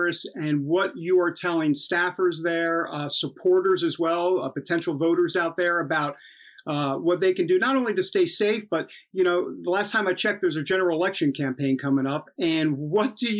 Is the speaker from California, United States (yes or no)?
no; New York, United States; I'm from New York